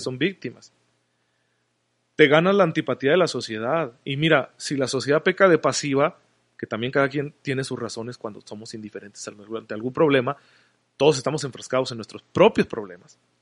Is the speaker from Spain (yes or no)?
no; Mexico; como sociedad mexicana